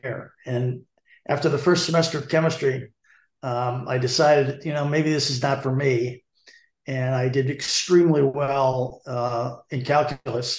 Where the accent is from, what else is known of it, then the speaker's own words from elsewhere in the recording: South Hadley, Massachusetts, United States; I grew up in a little town just south of Amherst, South Hadley